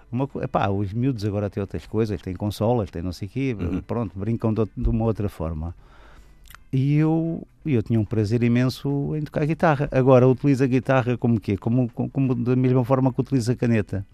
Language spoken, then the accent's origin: Portuguese; Lisbon, Portugal; first language Portuguese; moved away as an adult; also born or lived in Almada; now in Margem Sul, Portugal; onde eu nasci e fui criado, que foi a Avenida de Roma